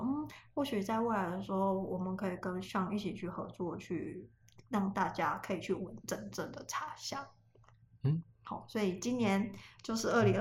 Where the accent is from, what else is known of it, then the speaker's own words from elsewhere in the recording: Taiwan; 因为我是台湾人，我对台湾其实是很有感情